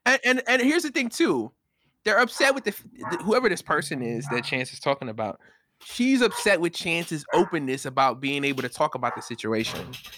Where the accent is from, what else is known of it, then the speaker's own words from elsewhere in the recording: New York, United States; And then I went to another side of town where I grew up in New York or whatever.